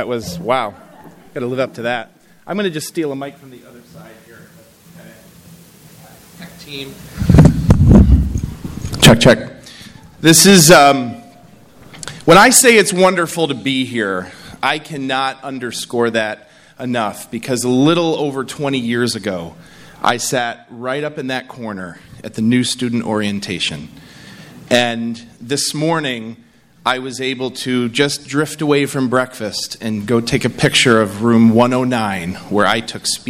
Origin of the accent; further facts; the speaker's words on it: New York, United States; I speak all over the country and I say, I'm from New York.